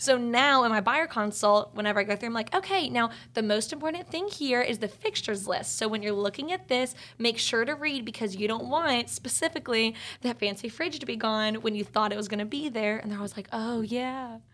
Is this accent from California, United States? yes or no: no; East Cobb, Georgia, United States; also born or lived in Grant Park, Atlanta; now in Atlanta, United States; I'm from East Cobb, so I do a lot of business in the suburbs, too